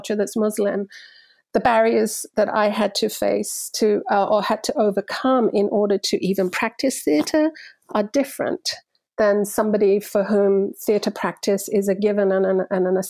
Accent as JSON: {"language": "English", "region": "London", "country": "United Kingdom", "tie": "born or raised there", "also_born_or_lived": "Cyprus", "said": "I grew up in London in an immigrant community."}